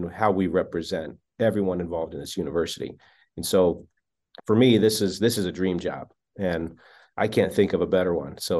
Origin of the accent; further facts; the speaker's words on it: Wyoming, United States; moved away; I grew up in Wyoming